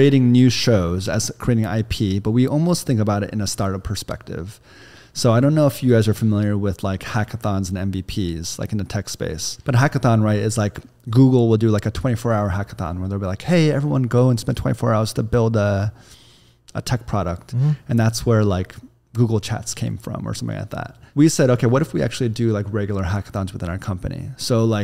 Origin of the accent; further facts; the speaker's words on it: Kansas, United States; also born or lived in New York; now in Los Angeles, United States; I'm from Kansas, very, very Bible Belt, relatively red state. We live in LA now